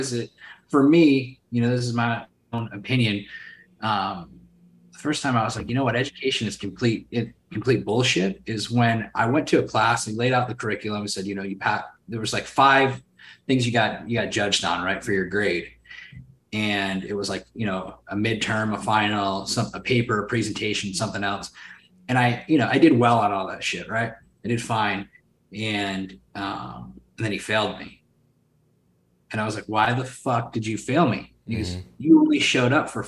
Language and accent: English; Sherrill, New York, United States; moved away as an adult; now in California, United States; I grew up in outside of Syracuse, New York, in a small 3,000 person town called Sherrill, New York, small city in New York State